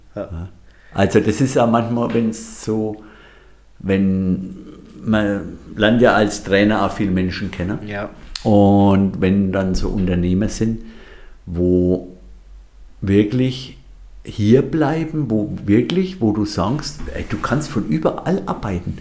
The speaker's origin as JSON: {"language": "German", "area": "Franconia", "region": "Bavaria", "country": "Germany", "also_born_or_lived": "Munich / Bamberg", "moved": "as an adult", "lives_now": "Ortenau, Germany", "said": "ich bin Franke"}